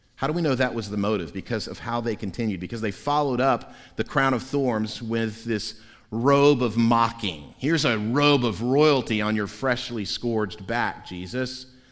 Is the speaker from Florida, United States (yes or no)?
yes; Central Florida, United States; When I was three or four years old, growing up in Central Florida